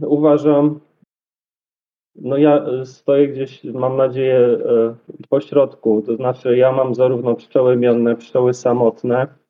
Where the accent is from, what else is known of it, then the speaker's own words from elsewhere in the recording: Dobra, Poland; also born or lived in Kraków; u siebie w Dobrej